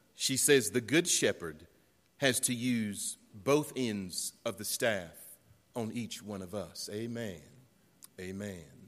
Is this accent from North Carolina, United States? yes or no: yes; Western North Carolina, United States; also born or lived in Beech Mountain, North Carolina; I'm from North Carolina, I'm from Western North Carolina